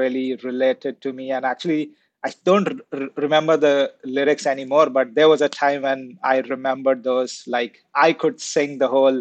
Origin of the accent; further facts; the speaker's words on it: India; So I grew up in India